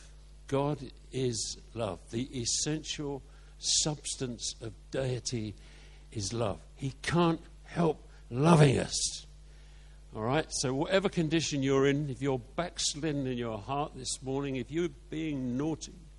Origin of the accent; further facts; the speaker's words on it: Carshalton, London, United Kingdom; where I was born on the St. Helier estate in Carshorton